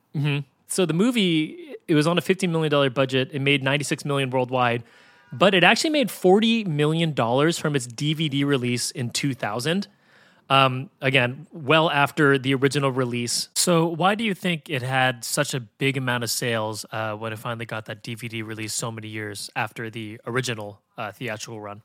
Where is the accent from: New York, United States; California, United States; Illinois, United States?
California, United States; San Francisco; I grew up in San Francisco